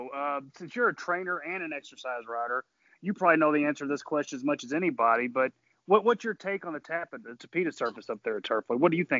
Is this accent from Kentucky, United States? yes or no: yes; Kentucky, United States; we're from Kentucky.